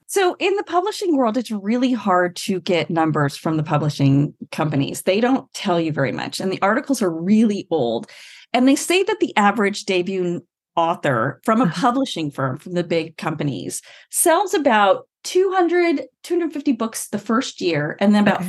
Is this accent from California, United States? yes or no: yes; California, United States; I wrote every radio company I could in California because I'm from California